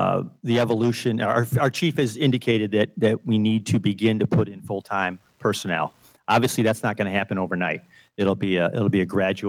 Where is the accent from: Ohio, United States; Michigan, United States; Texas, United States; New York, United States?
New York, United States; Western; now in Huntersville, United States; I'm also from Western New York.